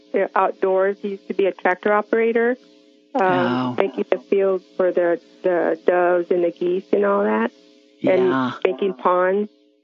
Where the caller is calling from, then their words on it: Phoenix, Arizona, United States; I'm calling from Phoenix, Arizona.